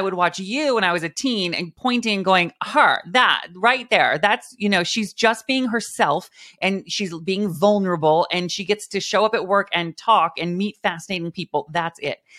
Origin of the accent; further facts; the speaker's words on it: Mount Vernon, Washington, United States; Little farm, little farm town in Washington State, above Seattle, right under Vancouver, British Columbia, Mount Vernon, Washington